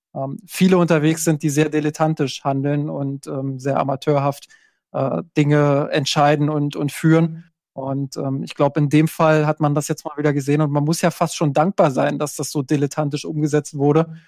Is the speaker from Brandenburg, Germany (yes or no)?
yes; Brandenburg, Germany; ich komme äh, aus Brandenburg